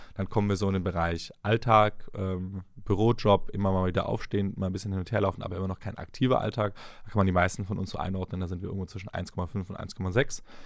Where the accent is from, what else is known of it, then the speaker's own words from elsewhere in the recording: the South, Southern Germany, Germany; ich komme aus dem Süden, Maultaschen mit Spätzle